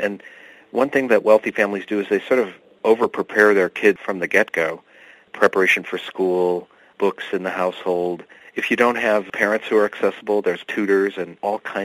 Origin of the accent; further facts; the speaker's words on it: Bloomfield Hills, Michigan, United States; moved away as an adult; also born or lived in Worcester, Massachusetts / Western Massachusetts; the bubble where I grew up in Bloomfield Hills, Michigan